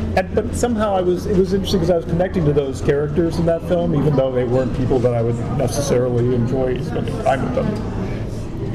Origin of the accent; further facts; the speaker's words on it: United States; I'm an American living there